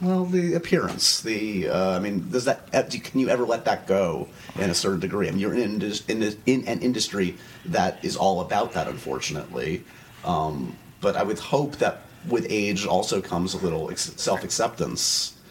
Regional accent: New York City, New York, United States; Upper West Side liberal

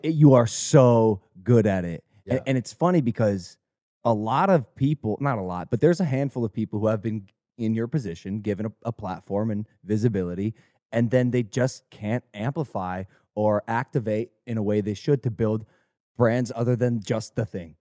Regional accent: Ohio, United States; growing up in Ohio

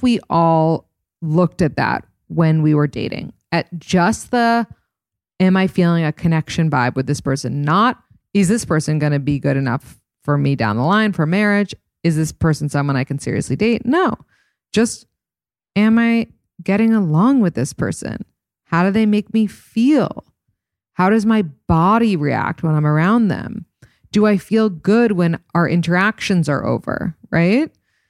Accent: East Coast, United States; now in California, United States; We're both from the East Coast, but he lives in Wyoming and I live in California and long distance is tough.

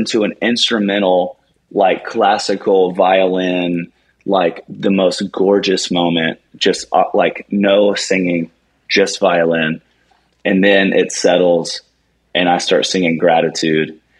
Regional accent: Charleston, United States; that's my hometown

